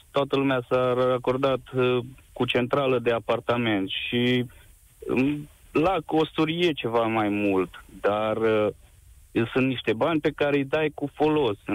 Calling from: Târgu Mureș, Mureș County, Romania; Vă sunt din Târgu Mureș și vreau să vă spun că în 2012 aici s-a oprit ultima centrală de cartier

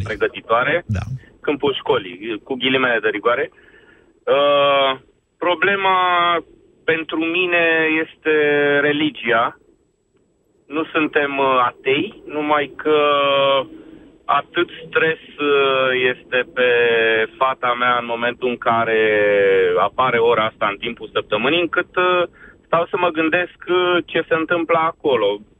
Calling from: Bucharest, Romania; sunt din București.

